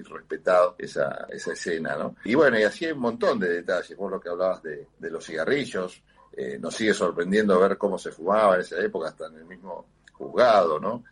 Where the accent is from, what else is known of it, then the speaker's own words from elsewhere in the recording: Argentina; Uno se ha acostumbrado como argentino ya a vivir en democracia